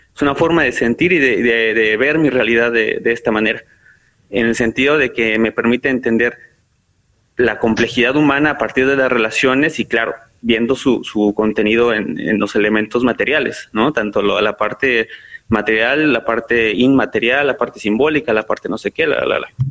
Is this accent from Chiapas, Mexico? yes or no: no; northern State of Mexico, Mexico; moved away; also born or lived in Xalapa, Veracruz; yo soy del, norte del Estado de México, un municipio, y de ahí pues me tuve que ir a, Jalapa, Veracruz